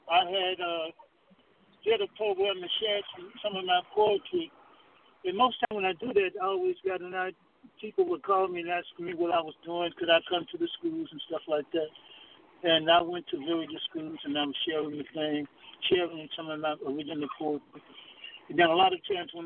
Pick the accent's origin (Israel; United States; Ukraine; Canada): United States; Alabama; I grew up in the South, in Alabama.